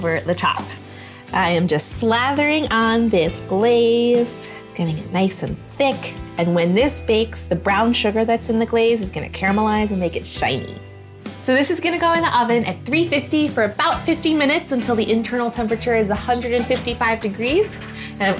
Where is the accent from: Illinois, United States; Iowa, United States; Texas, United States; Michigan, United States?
Illinois, United States; Chicago; now in North Dakota-Minnesota border, United States; I grew up in Chicago